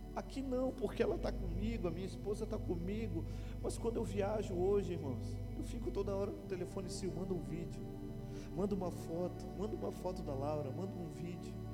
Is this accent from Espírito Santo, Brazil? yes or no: no; Paranaguá, Paraná, Brazil; moved away as an adult; now in Itajaí, Brazil; Eu sou paranaense, eu sou de uma cidade chamada Paranaguá, no litoral do Paraná. Eu estou já desde 2002 em Itajaí.